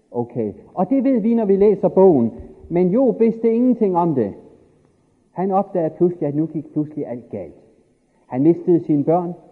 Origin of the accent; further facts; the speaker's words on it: Denmark; born there; I virkeligheden er det jo fantastisk uretfærdigt, at jeg er født i Danmark efter 2. verdenskrig.